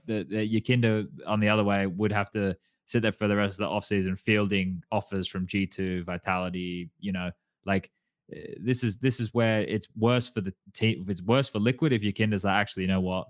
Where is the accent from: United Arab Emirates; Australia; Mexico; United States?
Australia; moved away; being Australian